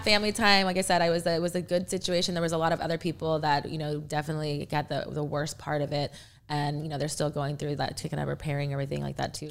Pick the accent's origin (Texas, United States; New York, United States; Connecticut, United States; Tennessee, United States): Texas, United States; now in Louisville, United States; I am actually from Texas